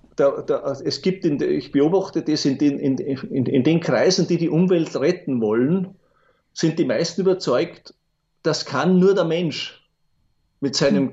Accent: Bruck an der Großglocknerstraße, Salzburg, Austria; eine Kindheit in Bruck an der Glocknerstraße verbracht

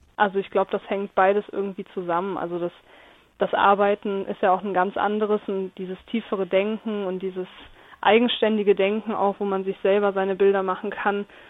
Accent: Lindlar, North Rhine-Westphalia, Germany; ich komme aus Lindlar, das ist im Oberbergischen

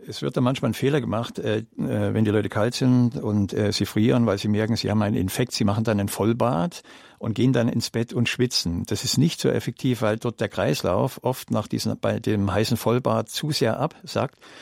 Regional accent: Germany; bei uns in Deutschland

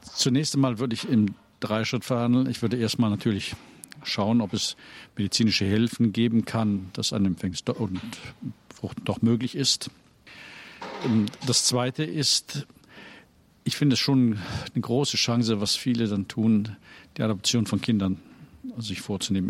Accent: Rhineland, Germany; moved away as an adult; also born or lived in Cologne; now in Dresden, Germany; meine Heimat ist schon das Rheinland

